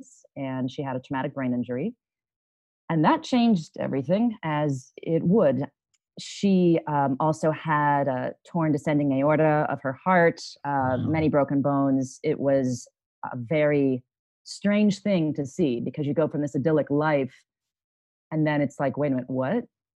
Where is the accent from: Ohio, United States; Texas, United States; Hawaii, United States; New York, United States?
Ohio, United States; Upper Arlington; now in Phoenix, United States; I am from Columbus, Ohio, but more specifically Upper Arlington, Ohio, which is sort of Norman Rockwell, USA